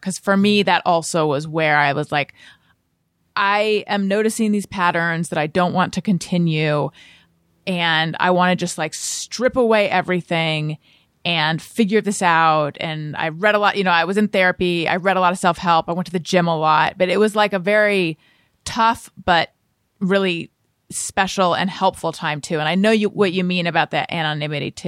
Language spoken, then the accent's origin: English; Orange County, California, United States; moved away as an adult; also born or lived in New York; I grew up in Orange County, California.